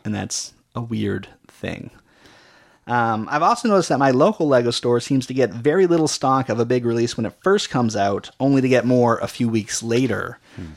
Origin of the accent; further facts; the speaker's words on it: Canada; we're Canadian